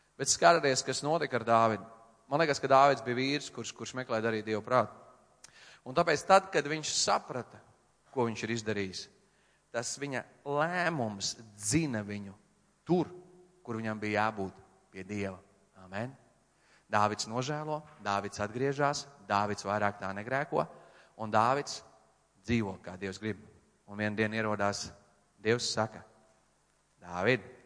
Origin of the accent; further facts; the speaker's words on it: Latvia; es no Latvijas